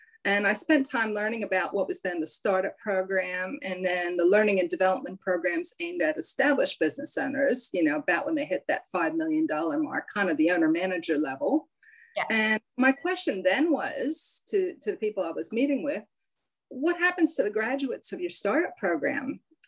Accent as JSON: {"language": "English", "region": "Pennsylvania", "country": "United States", "accent": "hybrid accent", "said": "So I'm from the East Coast of the US, outside of Philadelphia, but I've been here a long time. So yeah, I have this hybrid accent"}